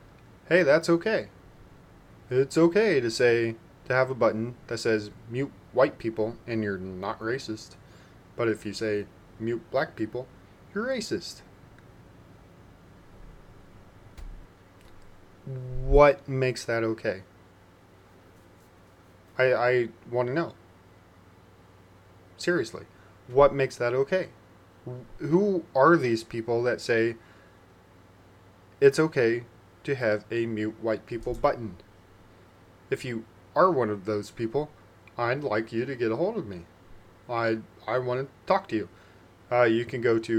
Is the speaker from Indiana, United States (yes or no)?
yes; Indiana, United States; my home state, Indiana